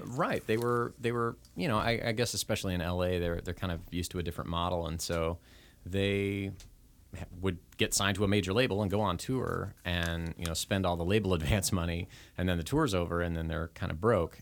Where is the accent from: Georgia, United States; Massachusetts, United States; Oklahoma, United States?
Oklahoma, United States; moved away; I wasn't from the area up here. I was from Oklahoma, and so I really felt like I was starting at zero when I moved up here